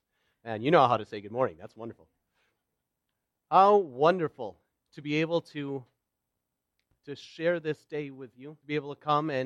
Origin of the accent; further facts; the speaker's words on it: Wauwatosa, Wisconsin, United States; also born or lived in Stoughton, Wisconsin; now in Waukesha, United States; I live in Waukesha. I was born in Stoughton, raised in Wauwatosa, and moved over the country a number of times, but I seem to keep coming back around here